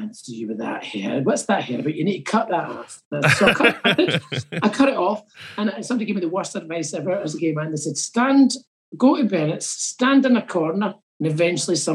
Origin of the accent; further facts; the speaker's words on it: East Kilbride, Scotland, United Kingdom; moved away as an adult; now in Edinburgh, United Kingdom; So I didn't really move from Glasgow to Edinburgh, I moved from East Kilbride